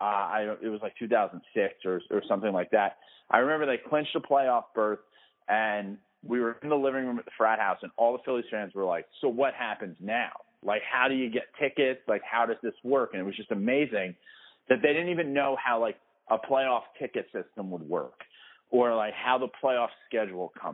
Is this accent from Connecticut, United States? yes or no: no; New York City, New York, United States; moved away; I grew up in the Bronx